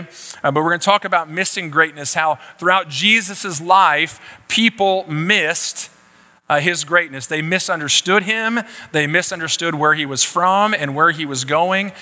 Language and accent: English; Baytown, Texas, United States; I was born in Baytown, Texas, uh, right over here